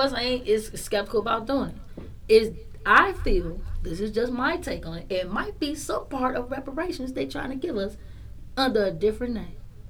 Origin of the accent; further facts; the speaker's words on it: Matanzas, Cuba; Hey, hold on. I am not, because I am from Matanzas.